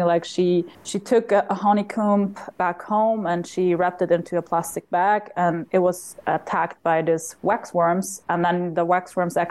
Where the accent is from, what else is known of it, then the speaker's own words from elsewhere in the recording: South Tyrol, Trentino-Alto Adige, Italy; I'm from the German-speaking part of Italy, so known as South Tyrol. Growing up in the Dolomites